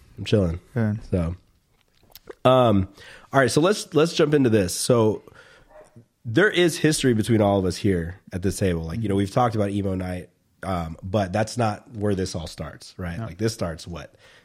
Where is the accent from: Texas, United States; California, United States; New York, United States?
California, United States; Riverside; We're from Riverside too.